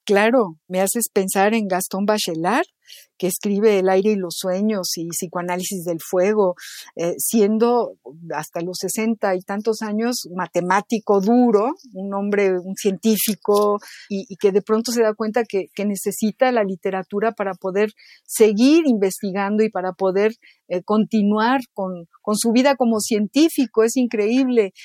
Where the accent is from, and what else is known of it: Mexico